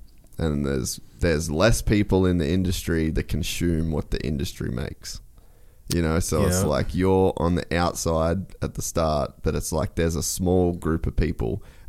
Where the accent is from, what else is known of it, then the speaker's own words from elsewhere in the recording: Australia; moved away; I'm Australian.